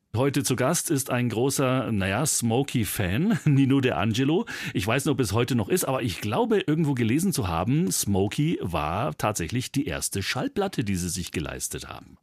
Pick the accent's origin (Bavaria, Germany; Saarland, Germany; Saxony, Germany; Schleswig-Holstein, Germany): Bavaria, Germany; bei uns in Bayern